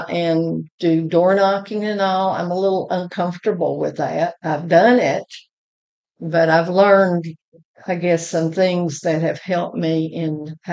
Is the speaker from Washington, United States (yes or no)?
no; Shreveport, Louisiana, United States; moved away as an adult; now in Moulton, United States; I grew up in Shreveport, Louisiana, but when I married Larry, I became an Alabama girl.